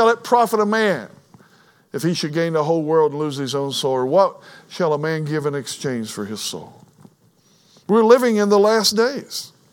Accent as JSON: {"language": "English", "region": "Kentucky", "country": "United States", "tie": "born or raised there", "said": "I was born in Kentucky"}